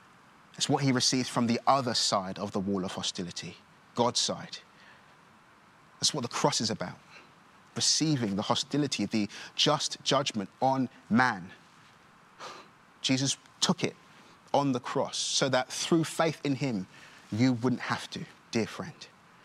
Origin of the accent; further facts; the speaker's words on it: Nigeria; born there; that I was born in Nigeria, but what I didn't mention is I'm also adopted